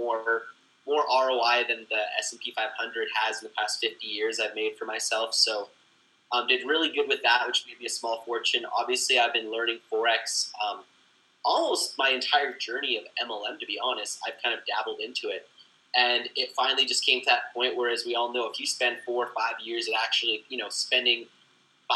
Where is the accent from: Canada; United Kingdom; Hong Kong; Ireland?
Canada; I'm from Canada